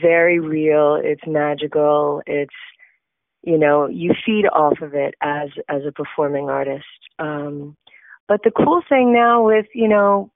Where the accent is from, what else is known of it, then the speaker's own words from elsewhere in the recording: South Florida, United States; I am actually from South Florida